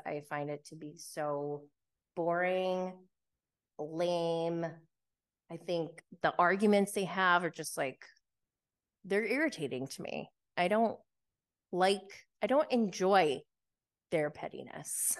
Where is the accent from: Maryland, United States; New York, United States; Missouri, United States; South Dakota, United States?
New York, United States; I'm from New York